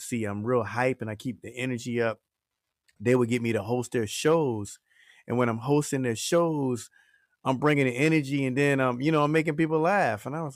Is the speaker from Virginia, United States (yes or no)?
yes; Portsmouth, Virginia, United States; 757 Virginia, you know what I'm saying? Hampton Roads, P-Town, Virginia. You know what I'm saying? That's where I'm from.